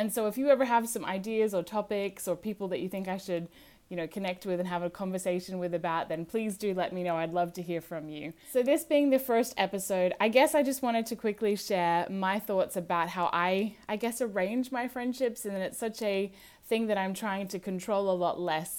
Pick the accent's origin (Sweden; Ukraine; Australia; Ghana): Australia; I'm originally from Australia, although I do sound American, so as you may listen to this, you might sound or pick up some different accents.